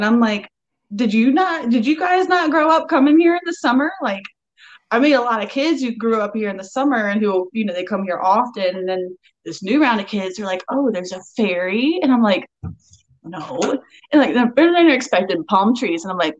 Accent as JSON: {"language": "English", "area": "Outer Banks", "region": "North Carolina", "country": "United States", "tie": "born or raised there", "accent": "island brogue", "said": "I grew up on the Outer Banks of the North Carolina. I've been here for almost 27 years."}